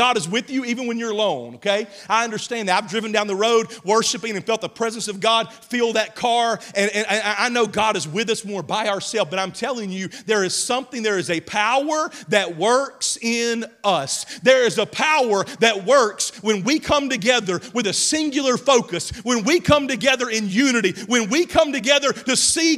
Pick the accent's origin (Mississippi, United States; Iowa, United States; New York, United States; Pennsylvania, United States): Mississippi, United States; now in Oklahoma, United States; I grew up in Mississippi.